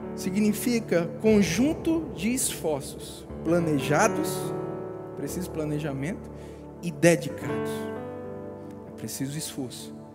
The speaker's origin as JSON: {"language": "Portuguese", "country": "Brazil", "tie": "born or raised there", "said": "Nasci no Brasil"}